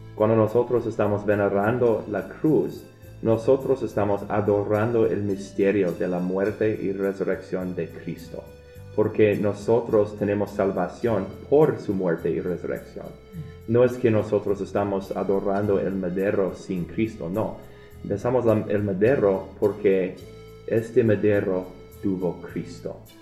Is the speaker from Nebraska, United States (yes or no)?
yes; Omaha, Nebraska, United States; Yo vengo de Omaha. Yo, en verdad, es mi ciudad